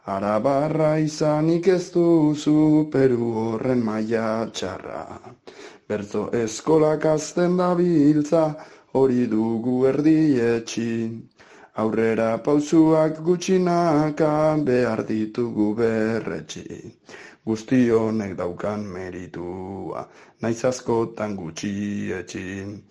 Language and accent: Basque; Basque Country, Spain; moved away; also born or lived in Biscay / Gipuzkoa; jaio nintzen ara bandagoen oazi txiki batean